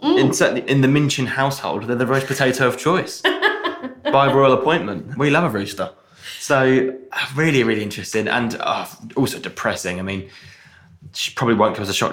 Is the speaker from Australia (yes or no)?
no; England, United Kingdom; I do have Irish heritage, but I was born in England.